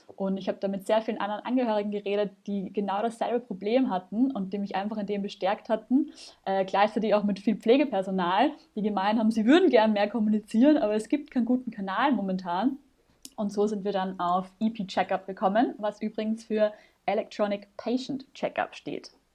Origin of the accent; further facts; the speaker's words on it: Vienna, Austria; moved away as an adult; now in Germany; Ich komme ursprünglich aus Wien. Ich hoffe, man hört es nicht mehr allzu sehr